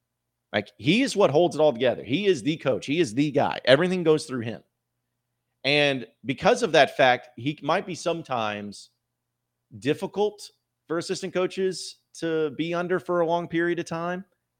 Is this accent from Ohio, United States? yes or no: no; Arkansas, United States; Growing up in Arkansas, it's always been a dream to play in a Razorback uniform.